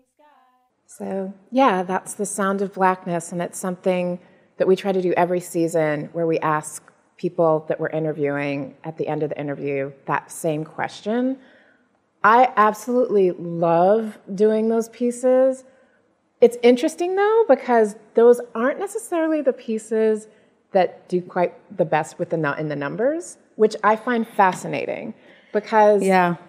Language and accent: English; United States; I'm African American, so both of my parents were born in the U.S.